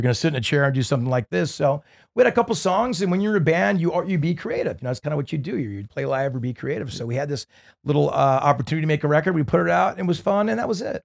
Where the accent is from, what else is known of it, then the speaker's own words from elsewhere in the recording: Newport Beach, California, United States; growing up in Newport Beach